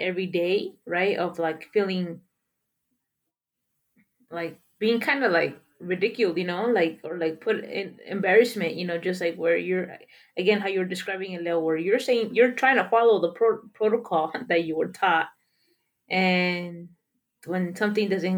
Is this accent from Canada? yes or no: no; Mexico; moved away; when I grew up in Mexico